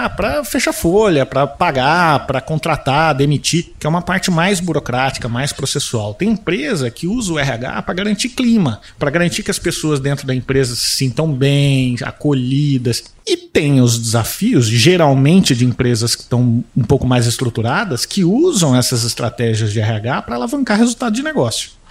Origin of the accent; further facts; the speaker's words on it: Cuiabá, Mato Grosso, Brazil; also born or lived in Bebedouro, São Paulo; Eu sou natural do interior de São Paulo, nasci na região ali de São José do Rio Preto. Nasci em Bebedouro, mas não conheço, né? é, mas vim criança para Cuiabá